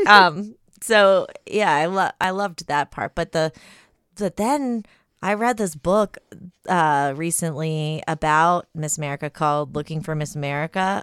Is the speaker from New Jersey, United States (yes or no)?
yes; Atlantic City, New Jersey, United States; I'm from Atlantic City